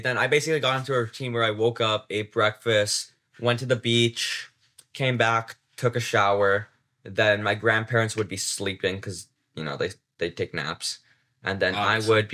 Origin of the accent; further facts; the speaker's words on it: United States; first language English; English. I don't speak anything but English. I'm an American.